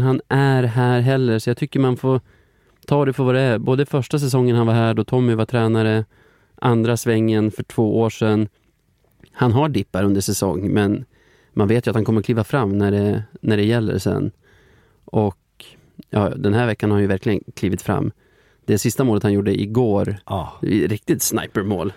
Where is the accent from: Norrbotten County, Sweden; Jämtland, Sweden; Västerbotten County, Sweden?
Västerbotten County, Sweden; Flurkmark; moved away; jag kommer från Flurkmark